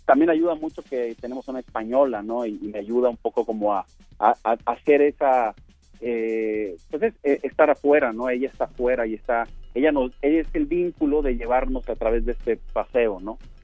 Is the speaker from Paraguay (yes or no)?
no; Sonora, Mexico; now in Mexico City, Mexico; Yo soy, yo soy del norte, yo soy de Sonora, y cuando yo llegué a la Ciudad de México